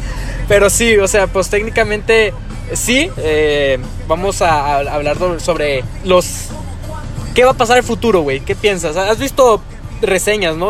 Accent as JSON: {"language": "Spanish", "country": "Mexico", "said": "Somos mexicanos"}